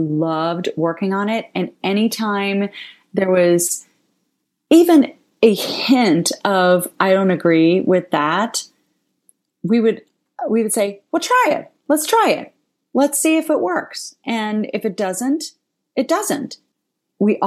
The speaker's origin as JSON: {"language": "English", "region": "Ohio", "country": "United States", "said": "I'm from Ohio"}